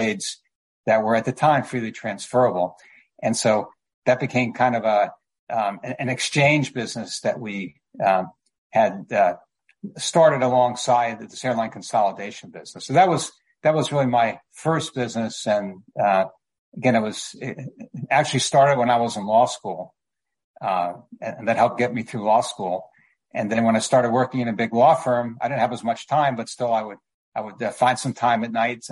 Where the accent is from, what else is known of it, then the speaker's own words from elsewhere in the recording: Miami Beach, Florida, United States; moved away as an adult; also born or lived in Los Angeles; I grew up in Miami Beach